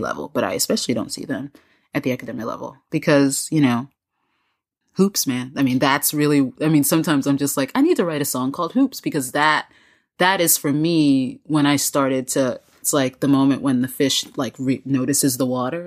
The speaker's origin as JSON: {"language": "English", "country": "United States", "lives_now": "Raleigh, United States", "said": "as an American and as a member of this society"}